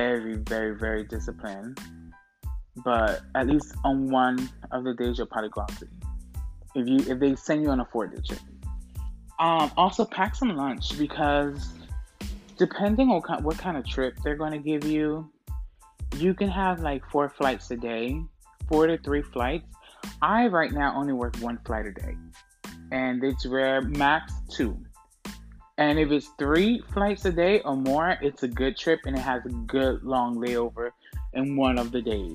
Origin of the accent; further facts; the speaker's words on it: Orlando, Florida, United States; moved away as an adult; now in New York City, United States; Orlando, where I'm from